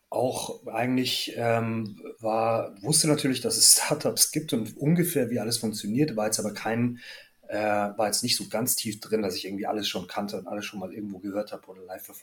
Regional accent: Munich, Bavaria, Germany; now in Berlin, Germany; komme eigentlich aus München, bin gebürtiger Münchner, aus einer Großfamilie und ähm, ja, bin dann eigentlich in die nächstgrößere Stadt gezogen, von München nach Hamburg, nach Berlin

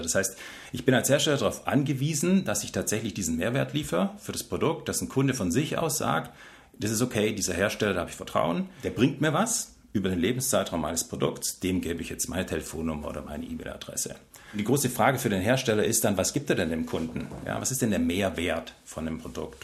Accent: Stuttgart, Baden-Württemberg, Germany; Ich bin Schwabe. Nee, ich komme tatsächlich aus Stuttgart

